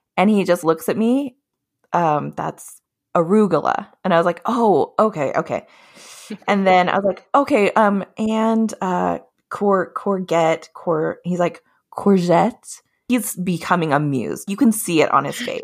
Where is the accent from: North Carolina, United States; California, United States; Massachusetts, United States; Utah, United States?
Utah, United States; also born or lived in Colorado / Hawaii; now in Olympia, United States; I grew up in Utah most of my life, a lot of my family is from Hawaii